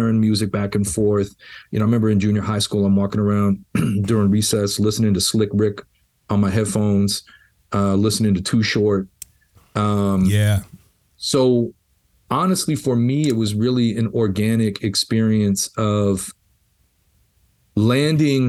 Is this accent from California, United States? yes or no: yes; Los Angeles, California, United States; being a white kid growing up in Los Angeles in the 80s